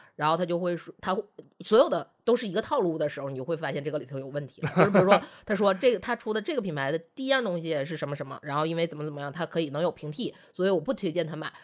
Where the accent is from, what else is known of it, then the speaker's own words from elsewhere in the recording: Northeast China, China; 因为我们都是东北人